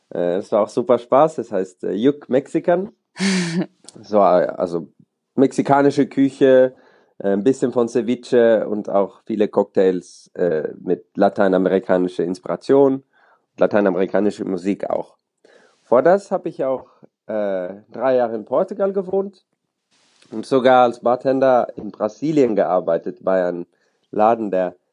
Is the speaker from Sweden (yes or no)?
yes; Sweden; also born or lived in Germany; now in Oslo, Norway; Ich bin äh, Schwede, äh, aber in Deutschland geboren. Darum spreche ich Deutsch.